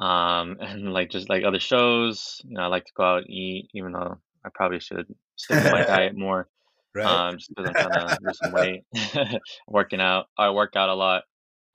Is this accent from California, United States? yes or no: yes; Los Angeles, California, United States; I'm from Los Angeles, 23 years old.